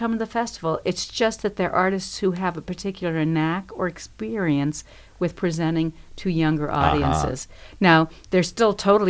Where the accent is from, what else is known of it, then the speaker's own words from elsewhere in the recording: Paraguay; now in Bloomington, United States; I was born in Paraguay, South America.